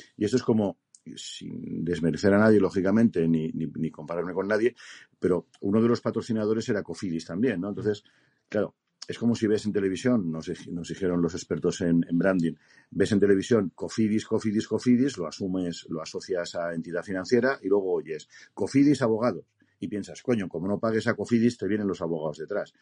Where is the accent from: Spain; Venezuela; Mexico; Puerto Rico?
Spain; Me considero español de pura cepa